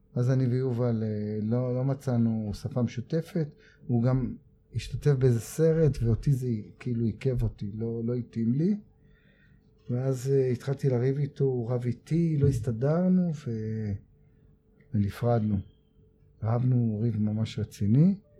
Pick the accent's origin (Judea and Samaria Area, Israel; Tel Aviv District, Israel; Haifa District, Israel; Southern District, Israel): Tel Aviv District, Israel; Tel Aviv; גדלתי בדרום תל אביב ועברתי לצפון תל אביב